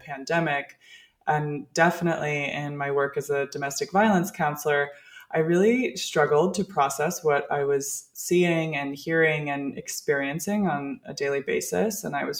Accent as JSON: {"language": "English", "region": "Colorado", "country": "United States", "also_born_or_lived": "California / Central America", "moved": "as an adult", "said": "I'm originally from Colorado."}